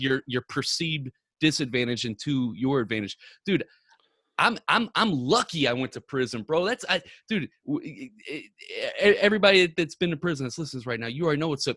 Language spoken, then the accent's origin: English; Ferguson, Missouri, United States; I'm born, not born and raised, but I grew up in Ferguson since I was seven years old